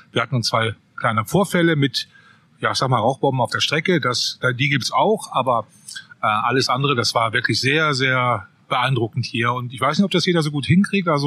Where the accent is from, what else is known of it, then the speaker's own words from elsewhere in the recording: North Rhine-Westphalia, Germany; Als beinahe Kölner kann ich sagen, ich komme aus der Gegend.